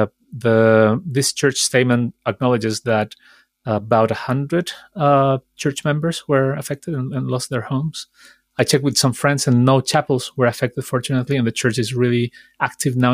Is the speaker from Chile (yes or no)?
yes; Chile; I am from Chile, and even further so, some of my family was affected by these fires